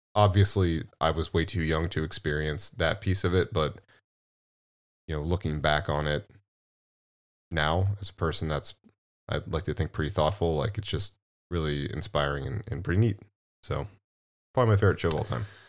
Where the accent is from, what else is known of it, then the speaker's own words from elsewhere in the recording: Midwest, United States; also born or lived in California; We're Midwest boys.